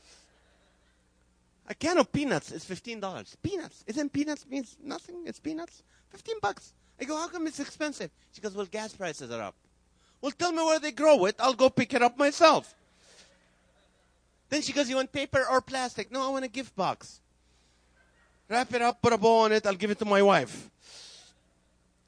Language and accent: English; Kuwait; English is a second language; also born or lived in Nazareth, Israel; now in California, United States; So I was born in Israel. I grew up in Kuwait.